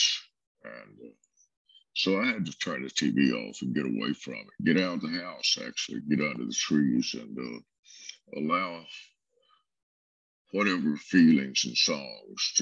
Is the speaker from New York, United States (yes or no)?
no; South Alabama, United States; also born or lived in Brewton, Alabama; now in Tennessee, United States; I grew up in South Alabama